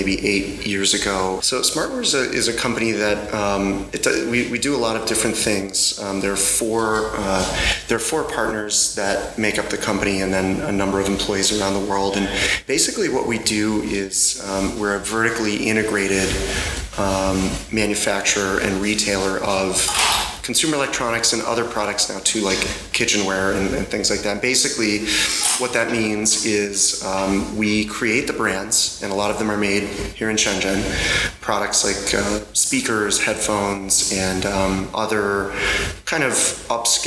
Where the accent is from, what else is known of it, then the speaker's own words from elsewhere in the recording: Chicago, Illinois, United States; I'm from the USA, Chicago, and that's the Midwest